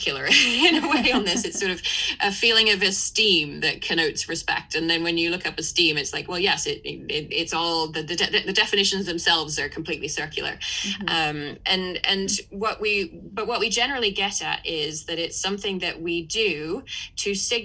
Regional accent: England, United Kingdom; as an English person growing up in a house where please and thank you was certainly very important

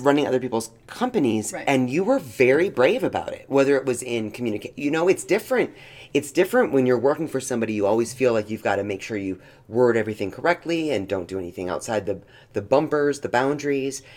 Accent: Knoxville, Tennessee, United States; moved away; we were growing up in Knoxville and even moving here

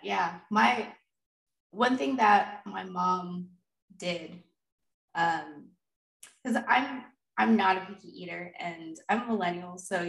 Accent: the South, United States; But growing up in the South, succotash is a thing.

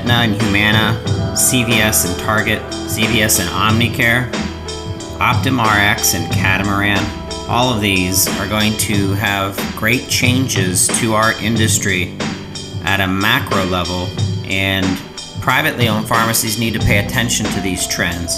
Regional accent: Pittsburgh, Pennsylvania, United States; I'm from Pittsburgh

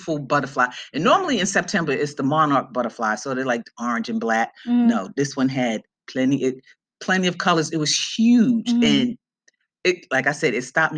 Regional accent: New York City, New York, United States; I'm from Brooklyn. I grew up in Brooklyn

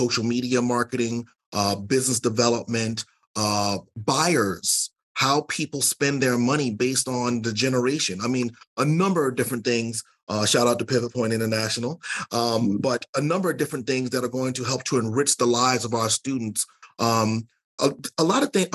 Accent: the South, United States; I'm from the South

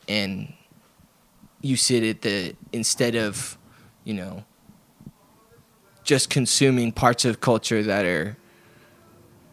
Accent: Portland, United States; growing up in Portland, going to shows for my young adult life, basically since I was 15 or so

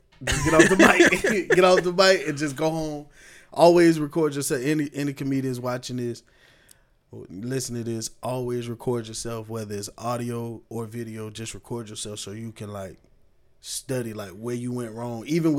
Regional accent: Tampa, Florida, United States; also born or lived in Miami; I was born in Miami. I was raised in Tampa. We moved up here after Hurricane Andrew tore that shit up down there in the early 90s. So I always say, you know, I'm from Tampa. This is what I know.

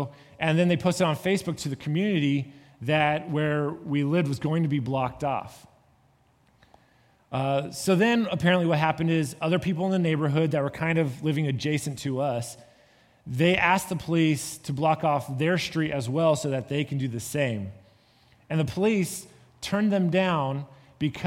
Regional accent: California, United States; moved away; I come from California

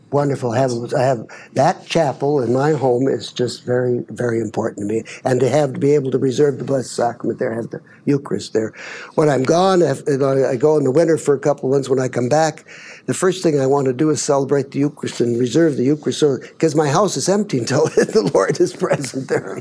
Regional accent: Baker City, Oregon, United States; moved away; I grew up in Baker, Oregon, Baker City, it's called now

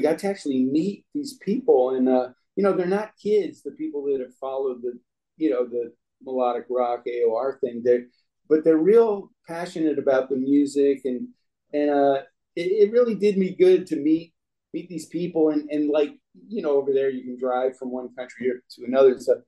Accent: Long Island, New York, United States; now in Los Angeles, United States; I grew up in New York, you know, Long Island

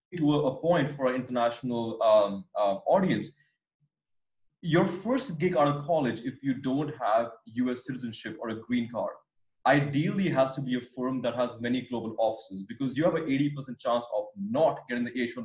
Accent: India; moved away as an adult; also born or lived in San Francisco, United States / London, United Kingdom; courtesy of being Indian

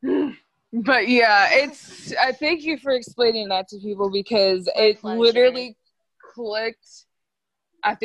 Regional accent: United States; We are from the United States.

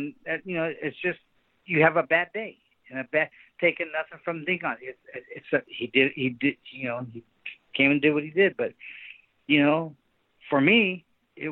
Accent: Sacramento, California, United States; born or raised there

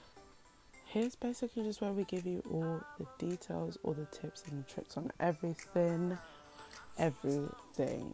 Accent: United Kingdom; I'm British

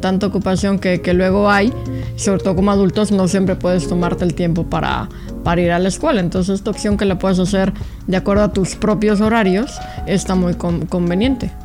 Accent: Mexico; now in United States; venimos de México

